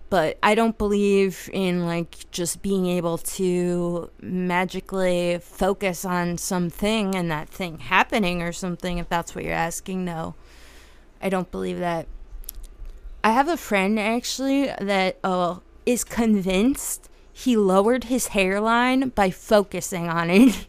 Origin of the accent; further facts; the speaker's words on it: New Jersey, United States; I'm from Jersey